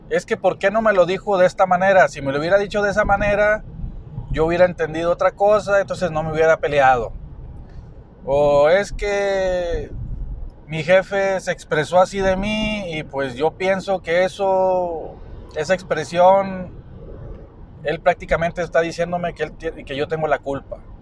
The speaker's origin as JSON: {"language": "Spanish", "country": "Mexico", "said": "yo soy mexicano"}